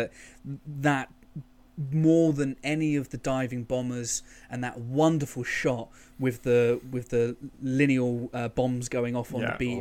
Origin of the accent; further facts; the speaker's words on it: England, United Kingdom; When people go, oh, you're from England, so you're English, I go, no, I'm actually British, because I have Scottish grandparents, and there's a bit of Irish there, there's a bit of Welsh